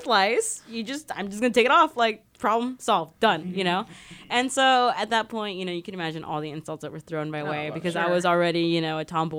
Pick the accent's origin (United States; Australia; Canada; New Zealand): United States; Mojave Desert, California; moved away as an adult; I come from the Mojave Desert. In the Mojave Desert, there are no Pride Centers.